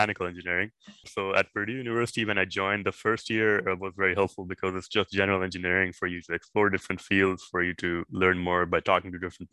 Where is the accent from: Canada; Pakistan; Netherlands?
Pakistan; Lahore, Punjab; moved away as an adult; also born or lived in Indiana, United States / Massachusetts, United States; I'm originally from Pakistan. I grew up in this metropolitan city called Lahore.